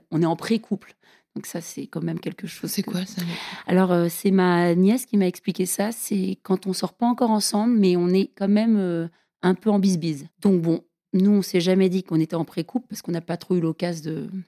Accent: United States; French is a second language; moved away; Parce que je suis américaine, tu sais. Tu savais pas, je suis américaine. J'aime pas trop mettre mon accent en avant. Ça fait quand même longtemps que j'habite ici

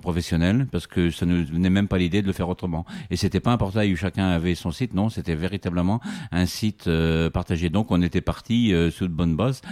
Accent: Vendée, Pays de la Loire, France; chez moi en Vendée

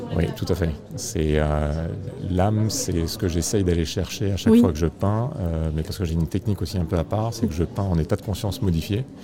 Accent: Réunion; je suis né à La Réunion. Et très jeune, je me souviens qu'on allait avec les parents se promener en forêt

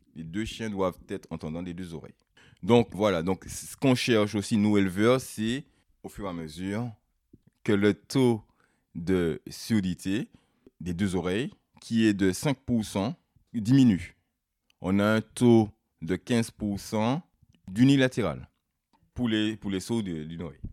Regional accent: Martinique; now in Brittany, France; Je suis martiniquais d'origine. Ça fait maintenant 15 ans que je suis ici, en Bretagne.

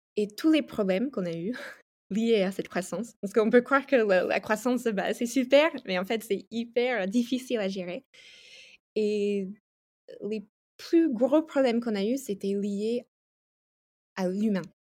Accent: United States; French is a second language; moved away as an adult; also born or lived in France; now in Italy; Je suis ah. américaine. Euh, j'ai vécu 10 ans en France et maintenant je vis en Italie depuis 3 ans

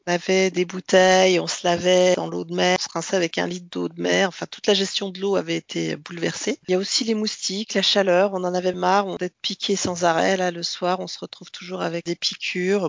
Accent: Bourgogne-Franche-Comté, France; moved away as an adult; also born or lived in Martinique / Australia; j'ai passé mon enfance euh, et mon adolescence en Franche-Comté, mais je suis née en Martinique

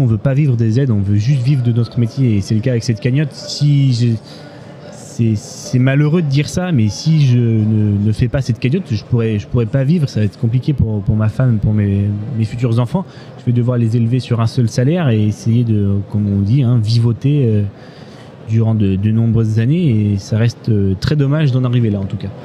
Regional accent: Limousin, Nouvelle-Aquitaine, France; je viens du Limousin

